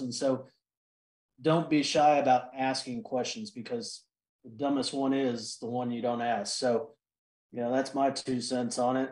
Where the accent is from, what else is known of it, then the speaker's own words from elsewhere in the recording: Austin, Texas, United States; born and raised in Austin, Texas.